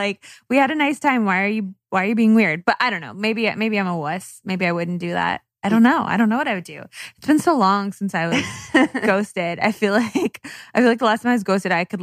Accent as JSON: {"language": "English", "region": "California", "country": "United States", "said": "I'm from California"}